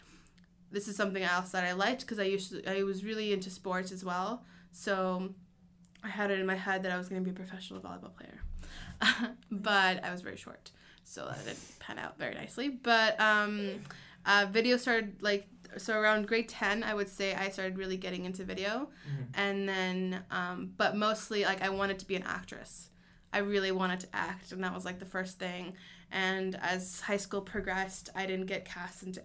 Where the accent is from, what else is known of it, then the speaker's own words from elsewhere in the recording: Colombia, Ontario, Canada; also born or lived in Edmonton, Alberta; now in Vancouver, Canada; I was born in Colombia, and my family and I moved to Canada when I was about 7 years old.